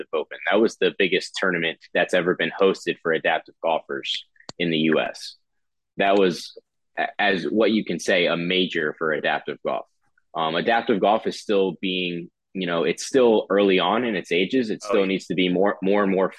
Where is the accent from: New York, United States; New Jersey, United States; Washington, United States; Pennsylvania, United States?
New Jersey, United States; Northfield; moved away as an adult; now in Miami, United States; I grew up in New Jersey